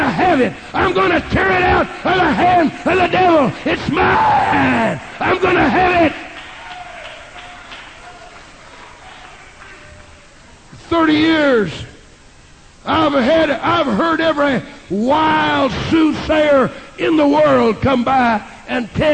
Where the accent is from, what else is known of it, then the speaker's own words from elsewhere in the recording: Texas, United States; now in Kansas, United States; in this great state of Kansas, and I'm a Texan